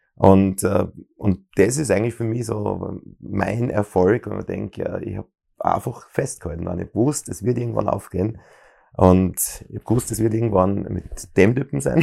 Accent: Bruck an der Mur, Styria, Austria; now in Graz, Austria; ich bin in Bruck an der Mur geboren

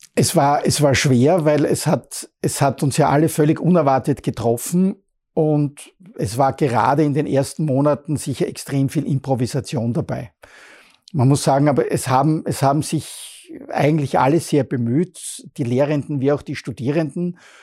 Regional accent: Bruck an der Mur, Styria, Austria; now in Graz, Austria; ich komme aus Bruck an der Mur

